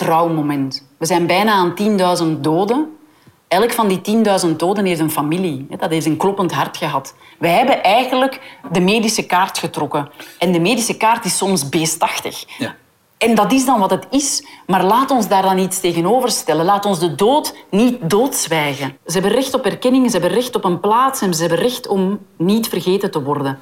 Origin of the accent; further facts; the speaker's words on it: Hoegaarden, Flanders, Belgium; Ik kom uit Hoegaarden